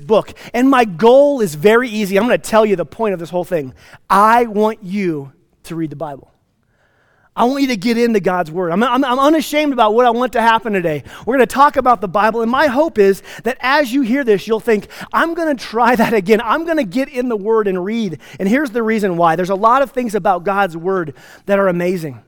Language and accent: English; Placita, Colorado, United States; also born or lived in Plainview, Texas / Atlanta, Georgia; I'm from Placida, which is halfway between Redstone and Marble.